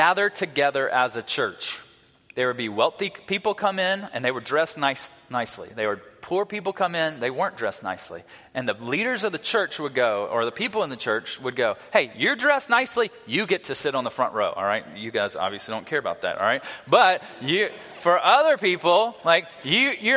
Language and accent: English; South Carolina, United States; moved away as an adult; also born or lived in Louisiana; I grew up in South Carolina, about 30 minutes from Clemson University